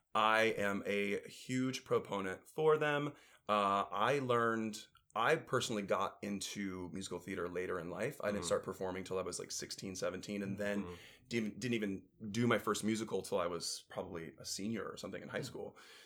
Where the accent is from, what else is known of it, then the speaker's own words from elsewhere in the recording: Elyria, Ohio, United States; moved away; also born or lived in Chicago; I'm from Cleveland. Oh, lovely. Yeah, Cleveland area. Elyria.